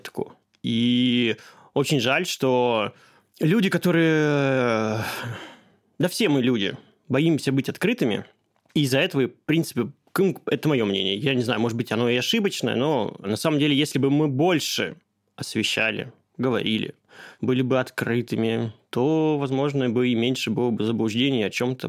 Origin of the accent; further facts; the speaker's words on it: Caucasus, Kabardino-Balkaria, Russia; Я просто родом из Кавказа, из Кабардино-Балкарии